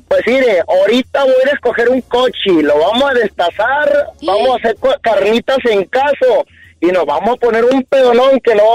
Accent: Mexico; now in Dallas, United States; como buen mexicano, celebrando el 4 de julio de aquí de, Estados Unidos

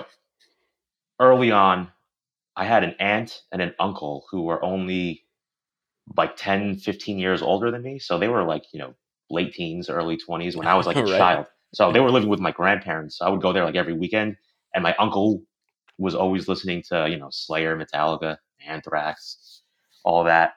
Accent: Long Island, New York, United States; I grew up on Long Island

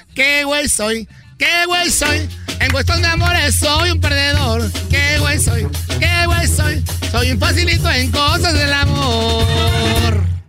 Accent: Zacatecas, Mexico; now in United States; mis paisanos de Zacatecas

